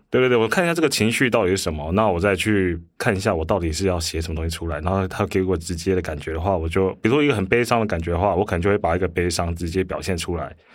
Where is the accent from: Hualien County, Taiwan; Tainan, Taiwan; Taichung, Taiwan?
Hualien County, Taiwan; Hualien; moved away; also born or lived in Taipei; 我以前在花莲，我是花莲人，然后嗯。花莲以前乡下嘛，那虽然是已经是九零年代，九六，九七年